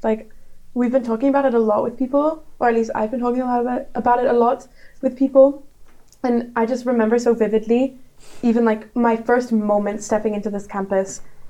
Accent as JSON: {"language": "English", "country": "Nepal", "moved": "yes", "lives_now": "Netherlands", "said": "I'm from Nepal in the Netherlands"}